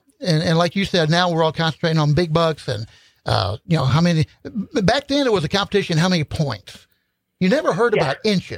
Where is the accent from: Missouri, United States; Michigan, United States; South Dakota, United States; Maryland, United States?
Missouri, United States; St. Louis; also born or lived in Ozarks, Missouri; I grew up in St. Louis